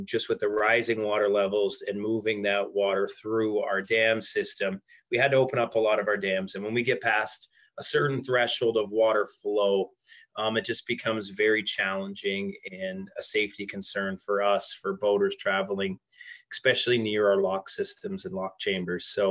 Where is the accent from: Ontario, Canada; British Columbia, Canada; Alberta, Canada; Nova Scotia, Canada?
Ontario, Canada; Peterborough; I'm born and raised in Peterborough